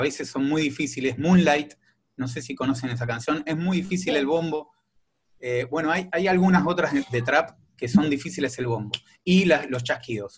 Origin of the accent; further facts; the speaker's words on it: Quilmes, Buenos Aires Province, Argentina; now in La Plata, Argentina; yo soy de Quilmes, eh, pero ahora estoy viviendo en La Plata